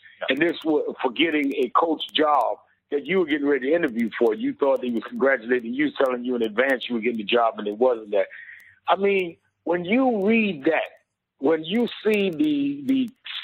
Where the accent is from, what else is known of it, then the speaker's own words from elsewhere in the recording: New York City, New York, United States; I grew up in Brownsville, a little before him